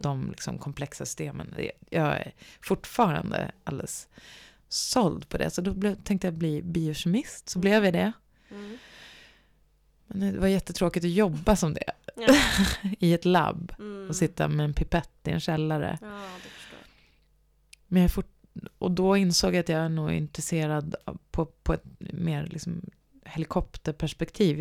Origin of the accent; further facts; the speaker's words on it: Gävle, Gävleborg County, Sweden; moved away; also born or lived in Stockholm; läste nationalekonomi i, på högskolan i Gävle där jag kommer ifrån